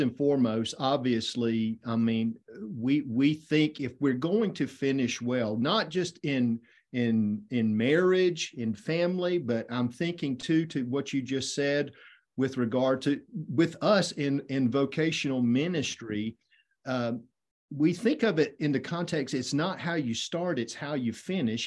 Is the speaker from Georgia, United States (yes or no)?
yes; Effingham County, Southeast Georgia, United States; I grew up in Effingham County, Southeast Georgia